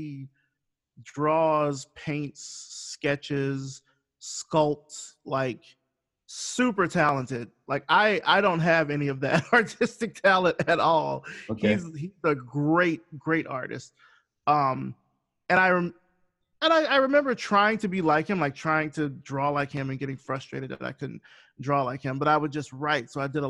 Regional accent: Selma, Alabama, United States; I actually haven't seen the movie, but that's because I'm from Selma.

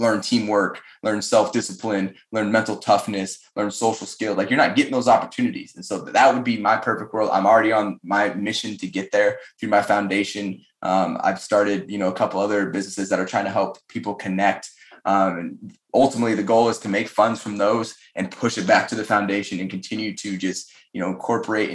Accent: Colorado, United States; moved away as an adult; small town Colorado

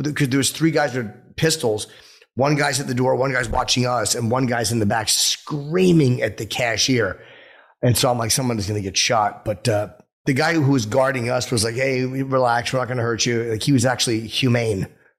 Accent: North Brunswick, New Jersey, United States; we said, North Brunswick.

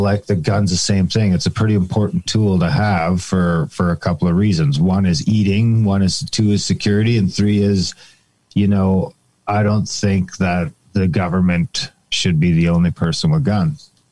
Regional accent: Canada

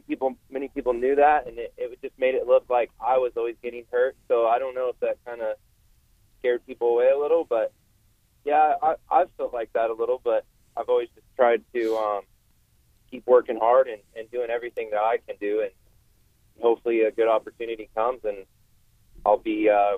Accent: West Coast, United States; I mean, I'm from the West Coast, but I seem to do better when the tracks are more rutted up

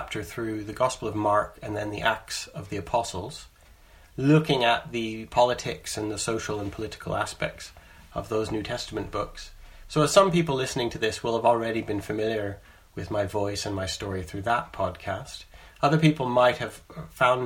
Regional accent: Canada; moved away as an adult; now in England, United Kingdom; I'm a Canadian who, when I was 19, I moved to the UK, to England

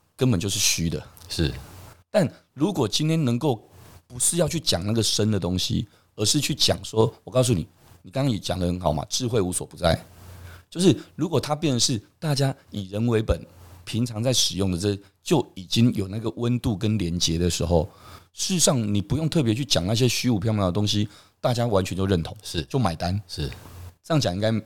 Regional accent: Taiwan; 我们台湾人其实真的还蛮骄傲的

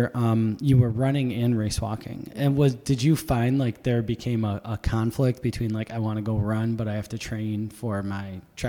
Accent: Buffalo, New York, United States; I grew up in Buffalo.

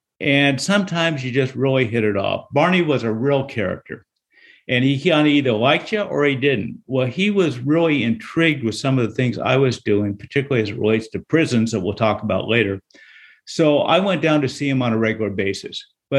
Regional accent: Seattle, Washington, United States; Well, I'm from Seattle

